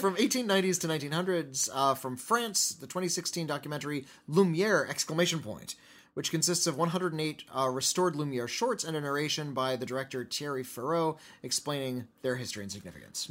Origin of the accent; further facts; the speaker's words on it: United States; we are from the United States